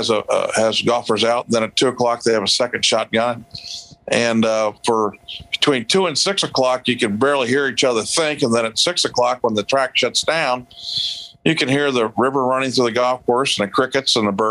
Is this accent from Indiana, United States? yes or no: yes; Indianapolis, Indiana, United States; I am born and raised in Indianapolis